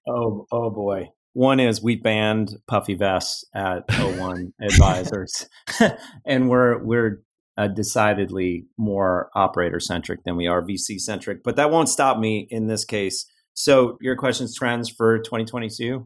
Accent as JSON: {"language": "English", "town": "Cleveland", "region": "Ohio", "country": "United States", "tie": "born or raised there", "also_born_or_lived": "Los Angeles / Silicon Valley", "moved": "as an adult", "said": "I grew up in the Midwest."}